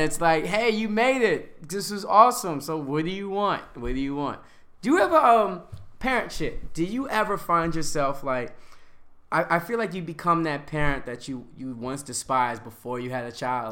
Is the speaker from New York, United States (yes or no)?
yes; Yonkers, New York, United States; from Yonkers, Westchester